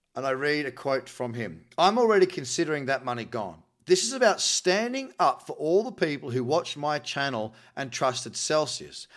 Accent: New Zealand; I'm from New Zealand

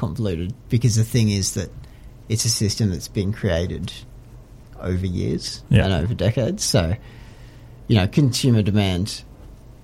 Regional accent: Bega, New South Wales, Australia; I grew up in Bega

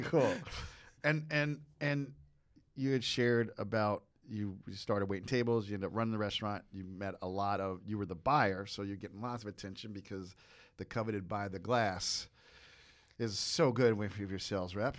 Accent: Jersey Shore, New Jersey, United States; I grew up in Jersey Shore

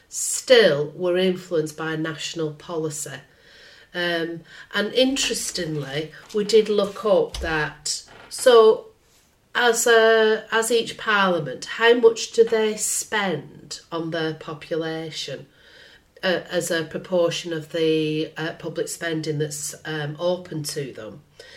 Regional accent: North West England, United Kingdom; I feel strong affiliation to the Northwest part of England.

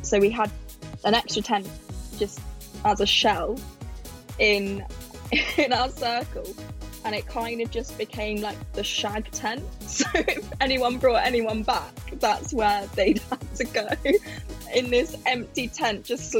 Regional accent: London, United Kingdom; I'm 21 and I'm from London.

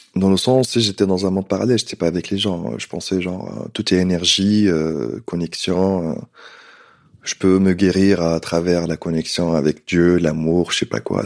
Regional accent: Tunisia; moved away as an adult; also born or lived in London, United Kingdom / Nice, France; now in Paris, France; j'ai quitté la Tunisie quand j'étais jeune, 18 ans

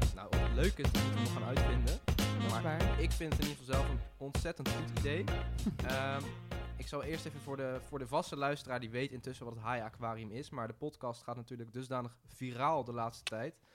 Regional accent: Rotterdam, South Holland, Netherlands; ik kom uit Rotterdam

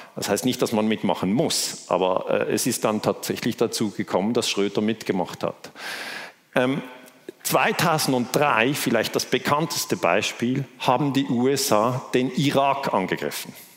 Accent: Switzerland; Ich komme aus der Schweiz

